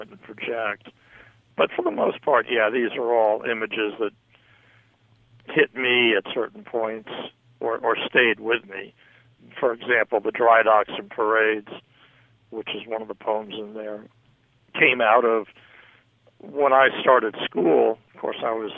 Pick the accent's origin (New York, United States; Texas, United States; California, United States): New York, United States; also born or lived in Jacksonville, Florida; now in Los Angeles, United States; growing up in New York